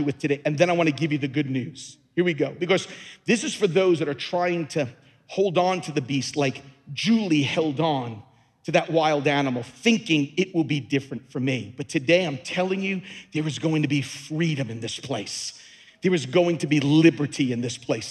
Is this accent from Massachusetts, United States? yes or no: no; Long Island, New York, United States; moved away as an adult; also born or lived in Louisiana; I was born and raised on Long Island